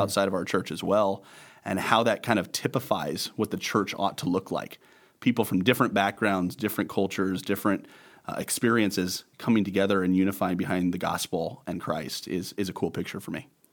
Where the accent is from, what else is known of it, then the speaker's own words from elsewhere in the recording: Bridgeport, Nebraska, United States; also born or lived in Denver, Colorado / Arcadia, Nebraska; I was born in Denver, Colorado, but raised in western Nebraska, Bridgeport, and then Arcadia